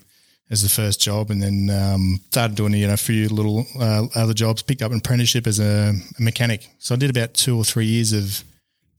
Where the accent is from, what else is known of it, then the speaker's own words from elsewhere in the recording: Brisbane, Queensland, Australia; I grew up in Brisbane, Queensland, and a mighty Broncos supporter